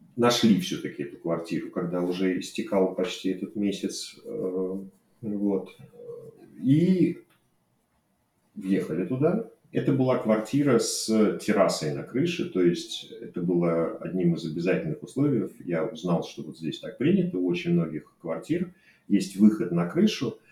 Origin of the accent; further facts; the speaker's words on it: Saint Petersburg, Russia; moved away as an adult; also born or lived in Moscow; now in Barcelona, Spain; я родился и вырос в Ленинграде